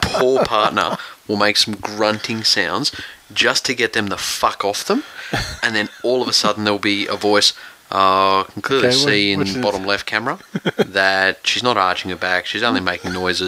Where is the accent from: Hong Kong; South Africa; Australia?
Australia; Bankstown, New South Wales; born there; because I was born in Bankstown Hospital.